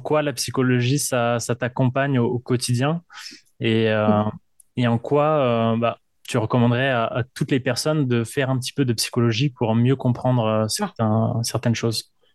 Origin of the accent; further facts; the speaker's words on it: Paris, Île-de-France, France; now in Quebec, Canada; je viens de, de Paris, en France